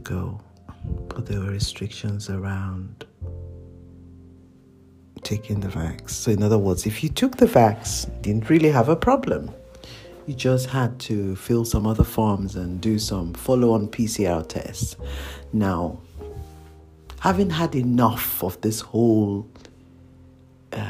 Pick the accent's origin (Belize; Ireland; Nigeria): Nigeria; now in United Kingdom; I am a Nigerian and the first living child in the family